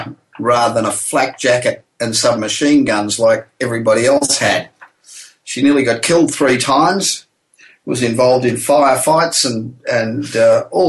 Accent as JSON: {"language": "English", "town": "Los Angeles", "region": "California", "country": "United States", "tie": "born or raised there", "said": "I'm actually broadcasting from my hometown of Los Angeles"}